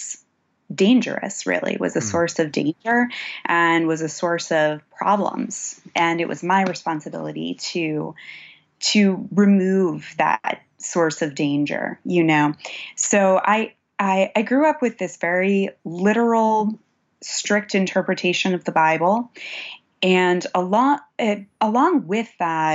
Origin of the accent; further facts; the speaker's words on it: Pittsburgh, Pennsylvania, United States; So I grew up in Pittsburgh, Pennsylvania.